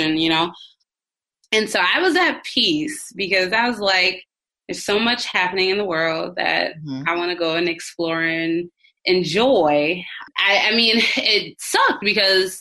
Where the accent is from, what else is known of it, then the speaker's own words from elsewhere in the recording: Minneapolis, Minnesota, United States; moved away as an adult; now in Dallas, United States; I come from Minneapolis and everything's like a 20-minute drive everywhere you go